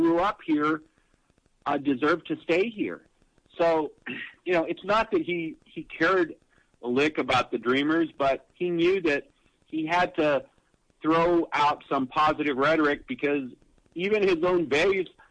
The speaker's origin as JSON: {"language": "English", "town": "El Paso", "region": "Texas", "country": "United States", "tie": "born or raised there", "said": "El Paso's my hometown"}